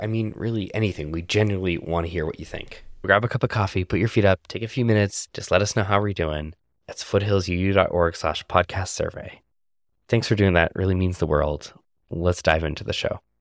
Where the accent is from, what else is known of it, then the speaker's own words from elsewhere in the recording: Canada; moved away; my home country of Canada